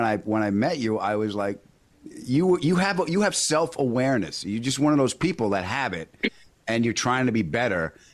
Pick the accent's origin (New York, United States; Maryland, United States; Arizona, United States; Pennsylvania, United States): New York, United States; Long Island; also born or lived in Queens, New York; I was born in Queens, raised on Long Island. I sound like this